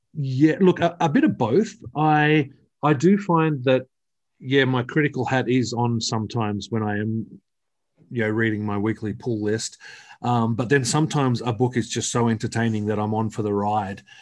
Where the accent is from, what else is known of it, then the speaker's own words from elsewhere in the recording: Australia; I'm from Australia